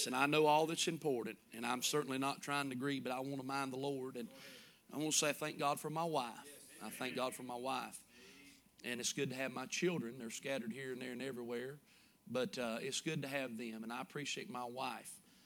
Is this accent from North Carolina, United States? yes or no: yes; Cooleemee, North Carolina, United States; We grew up together and in Coolamie, around Coolamie, and went to Coolamie Elementary